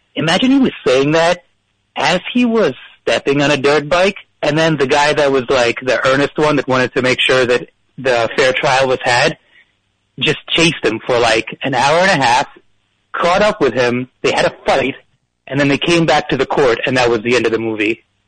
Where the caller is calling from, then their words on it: New Jersey, United States; I'm calling from North Jersey